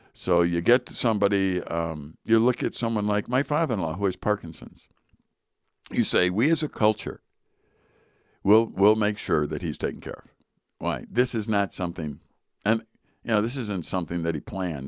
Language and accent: English; United States; I'm an American